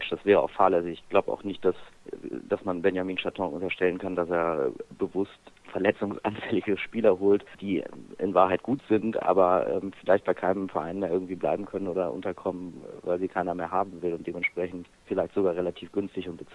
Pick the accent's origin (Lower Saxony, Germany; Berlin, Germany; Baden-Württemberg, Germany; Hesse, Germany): Lower Saxony, Germany; Hanover; Ich komme aus Hannover und kann zwar Dialekte imitieren, aber äh, wir bleiben beim Hochdeutsch heute.